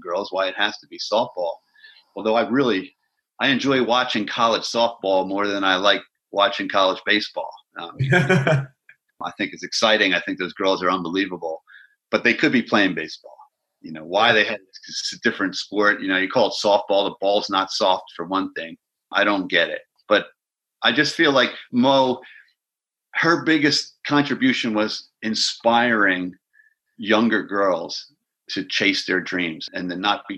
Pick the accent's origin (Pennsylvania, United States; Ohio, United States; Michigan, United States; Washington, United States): Pennsylvania, United States; Philadelphia; I grew up in Philadelphia.